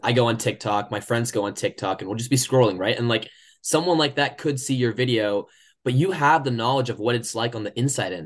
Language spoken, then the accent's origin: English; Oklahoma, United States; moved away as an adult; now in Michigan, United States; I come from Oklahoma